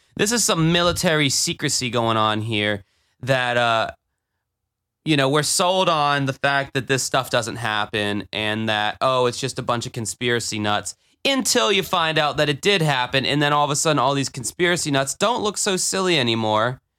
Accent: Jacksonville, Florida, United States; my hometown

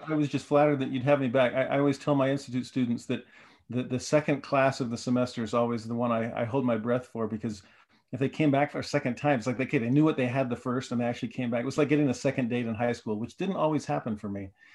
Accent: Southern California, United States; moved away as an adult; also born or lived in Puerto Rico / Nashville, Tennessee; I grew up in Southern California

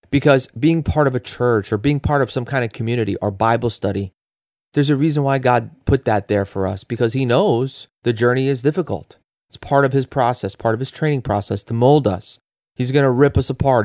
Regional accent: New Jersey, United States; we're from New Jersey

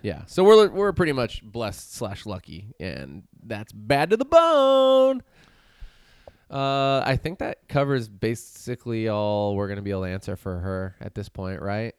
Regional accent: Chico, California, United States; moved away as an adult; now in Santa Cruz, United States; I moved from my hometown of Chico. I had never lived anywhere else with the exception of college.

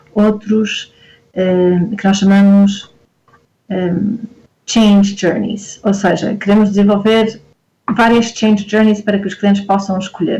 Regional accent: Porto, Norte, Portugal; moved away as an adult; also born or lived in Lisbon; eu sou do Porto e vim para Lisboa estudar

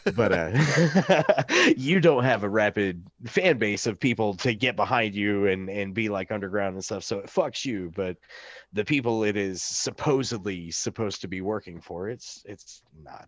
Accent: the Ozarks, United States; I'm from the Ozarks.

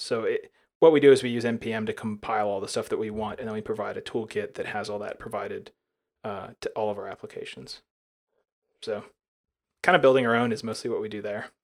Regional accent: near Birmingham, Alabama, United States; I live in Birmingham, Alabama, and I was born right near there

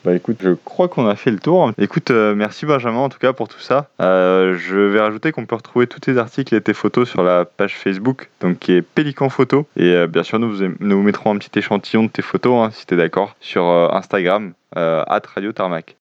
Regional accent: France; chez nous en France

